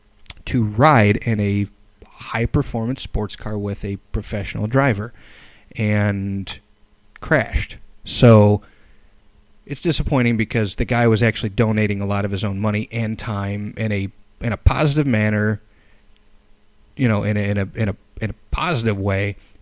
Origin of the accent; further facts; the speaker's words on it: Illinois, United States; I come from Illinois